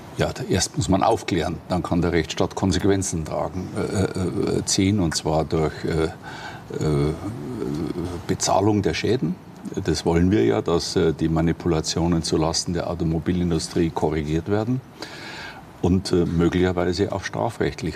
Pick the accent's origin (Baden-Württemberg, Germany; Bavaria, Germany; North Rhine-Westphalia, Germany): Bavaria, Germany; Ingolstadt; in meiner Heimatstadt mhm. hier in Ingolstadt